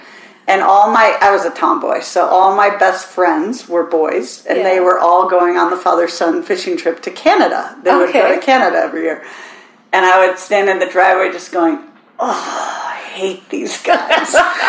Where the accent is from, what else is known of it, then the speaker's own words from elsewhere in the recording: Minnesota, United States; accent: Minnesotan; now in Maupin, United States; So I grew up in Minnesota.